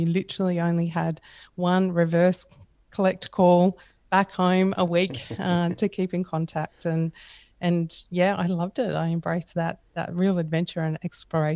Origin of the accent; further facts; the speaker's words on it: mid-north coast of New South Wales, Australia; also born or lived in Mildura, Victoria; I was only there for a couple of years, and then we moved up to the mid-north coast of New South Wales, a small town called Yeronga.